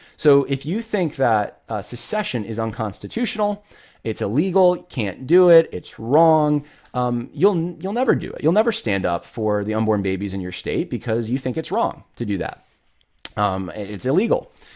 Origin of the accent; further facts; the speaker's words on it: New York, United States; also born or lived in California; I was born in California, raised in New York, had a lot of family in Ohio and Mississippi